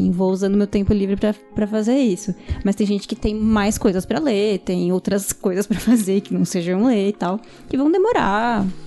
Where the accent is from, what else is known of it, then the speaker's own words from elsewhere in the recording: São Paulo, Brazil; só eu sou da Zona Norte, o resto é tudo espalhado por São